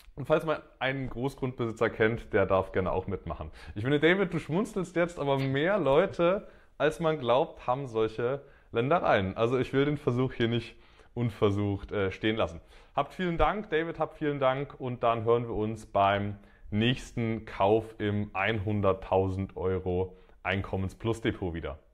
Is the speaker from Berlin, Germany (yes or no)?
no; Dresden, Saxony, Germany; in Dresden, in meiner Heimat